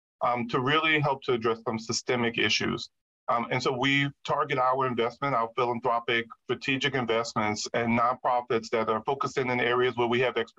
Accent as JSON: {"language": "English", "town": "Jersey City", "region": "New Jersey", "country": "United States", "tie": "born or raised there"}